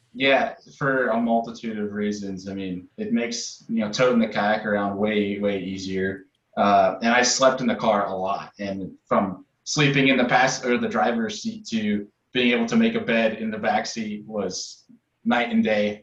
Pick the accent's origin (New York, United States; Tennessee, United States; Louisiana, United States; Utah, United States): New York, United States; Rochester; now in Buffalo, United States; I grew up in Rochester, kind of in the middle of everything